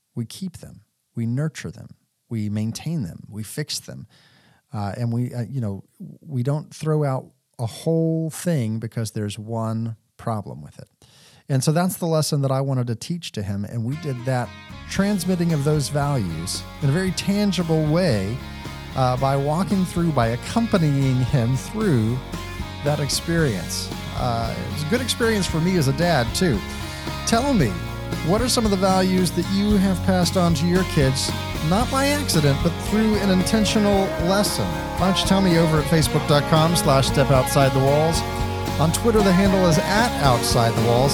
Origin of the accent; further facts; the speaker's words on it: Texas, United States; I grew up in Texas